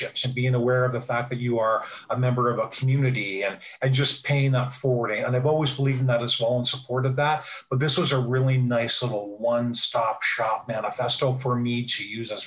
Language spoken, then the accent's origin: English; Niagara Falls, Ontario, Canada; also born or lived in Toronto; I'm from Niagara Falls, Ontario, Canada